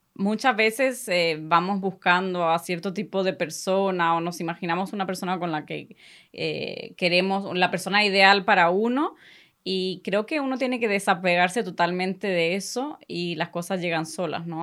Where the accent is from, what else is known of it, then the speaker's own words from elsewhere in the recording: Spain; first language Spanish; now in Sweden; soy, nací aquí en Suecia. Y cuando era muy pequeña eh, nos mudamos para España